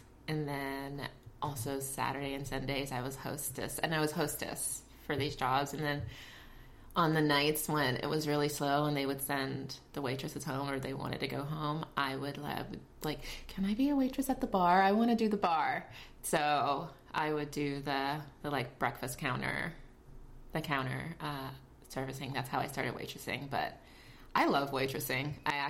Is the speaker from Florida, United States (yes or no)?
yes; Fort Lauderdale, Florida, United States; also born or lived in Jamaica; My nationality is Jamaican. I was born in Jamaica. But I've been in the States since I was 3 years old. But I used to go back every summer to visit my father. And then I grew up in Fort Lauderdale, in between Fort Lauderdale and Miami area.